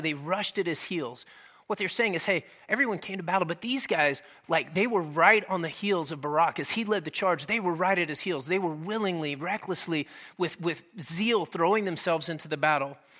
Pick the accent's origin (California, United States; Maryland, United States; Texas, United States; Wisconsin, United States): Texas, United States; Dallas; moved away; I'm originally from Texas, and we kinda grew up out in the country a little bit, uh, on the north side of Dallas